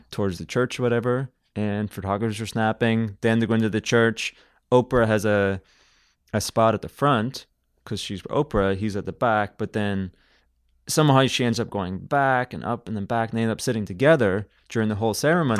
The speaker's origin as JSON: {"language": "English", "town": "Belfast", "region": "Northern Ireland", "country": "United Kingdom", "moved": "as an adult", "lives_now": "Canada", "said": "I come from Belfast, which is a Victorian town"}